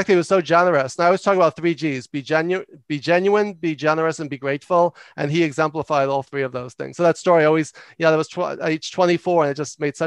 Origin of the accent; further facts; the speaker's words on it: New York, United States; I talk loud and fast because I'm from New York